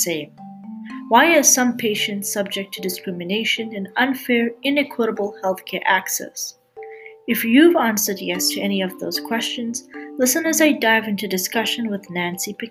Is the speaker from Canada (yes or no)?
yes; Canada; I'm a Canadian medical student